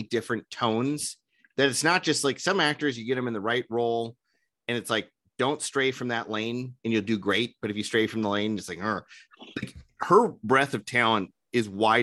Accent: Minnesota, United States; I'm from Minnesota.

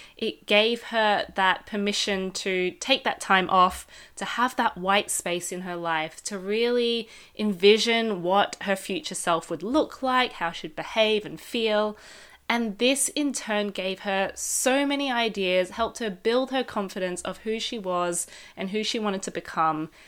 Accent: Melbourne, Victoria, Australia; moved away; I'm from Australia, uh, Melbourne

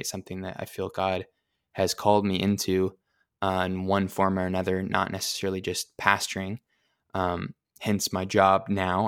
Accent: Pleasant Hope, Missouri, United States; I grew up in Pleasant Hope, Missouri, which is close to Springfield

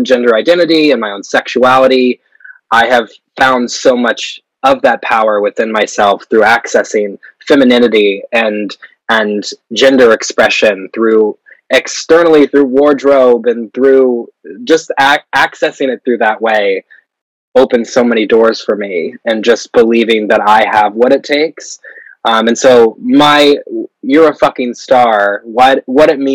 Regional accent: Missouri, United States; born or raised there; now in New York, United States

